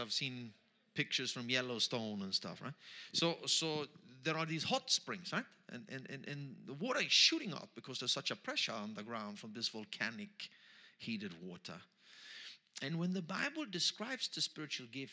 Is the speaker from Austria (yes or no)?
yes; Austria; accent: Austrian German; first language Austrian German; English is a second language; English is my third language, so I'm trying here. My first language is Austrian German